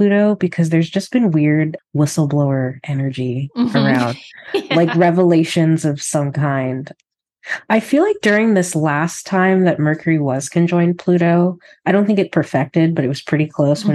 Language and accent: English; United States; now in Canada; an American living in Canada